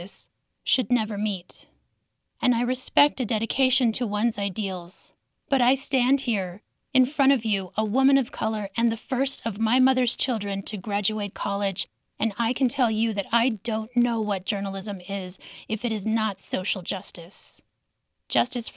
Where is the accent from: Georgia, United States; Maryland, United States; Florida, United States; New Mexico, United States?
New Mexico, United States; Zuni Pueblo and Isleta Pueblo; I'm from Zuni Pueblo and Isleta Pueblo